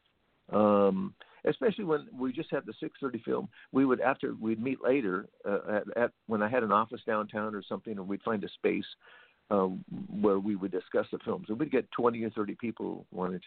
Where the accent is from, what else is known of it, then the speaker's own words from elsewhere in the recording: Oxnard, California, United States; I was born and raised in Oxnard, the downtown Oxnard, where the Pagoda is